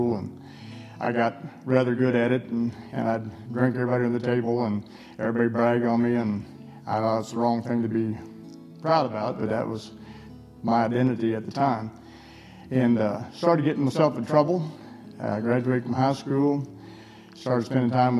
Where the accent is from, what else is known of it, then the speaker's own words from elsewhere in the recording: Missouri, United States; moved away; also born or lived in Utah / Texas; I was born in Missouri